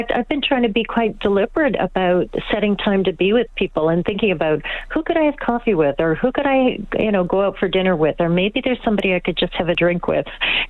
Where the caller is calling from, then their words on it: Toronto, Ontario, Canada; I'm calling from Toronto.